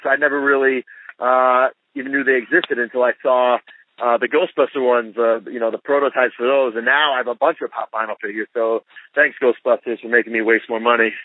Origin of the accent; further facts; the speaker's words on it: New York City, New York, United States; I'm from New York